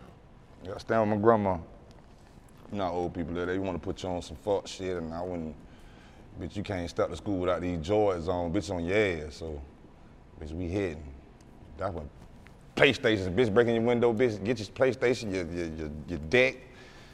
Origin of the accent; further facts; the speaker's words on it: Tampa, Florida, United States; I'm from east. I'm from 32nd. I'm from here, but I'm really like, I'm from East Tampa.